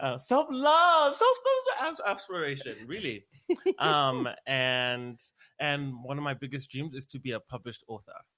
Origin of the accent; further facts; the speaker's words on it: Harare, Zimbabwe; moved away as an adult; now in United States; I'm from Harare, Zimbabwe um, Southern Africa